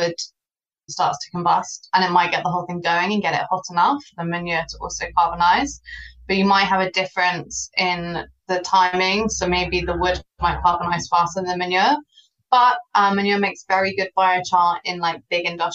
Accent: Wiltshire, South West England, United Kingdom; I'm from Wiltshire.

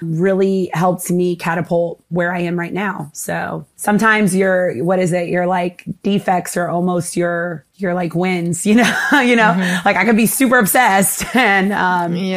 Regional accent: North Carolina, United States; moved away as an adult; also born or lived in Asheville, North Carolina / Washington, D.C.; now in Miami, United States; I grew up kind of like dealing with a little bit of racism living in North Carolina

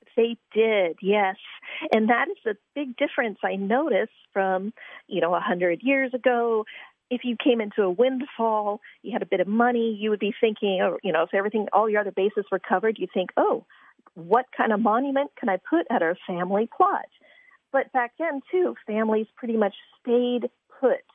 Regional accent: Virginia, United States; when I was a little girl growing up in Virginia

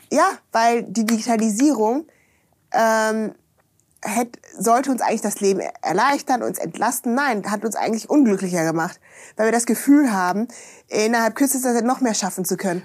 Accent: Germany; Ich bin ja da in der Eifel aufgewachsen, ne? Bonn-Kölner Gegend

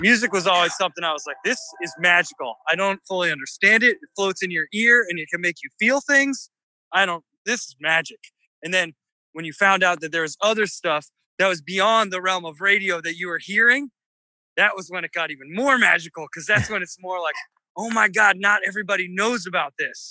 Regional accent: United States; moved away as an adult; also born or lived in Delaware / Merrimack Valley, Massachusetts / Boston / Los Angeles; now in New Orleans, United States; the kind of blue crabs that I grew up eating in Delaware

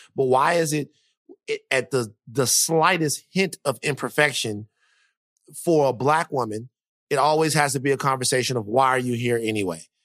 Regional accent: Louisiana, United States; I am from Louisiana

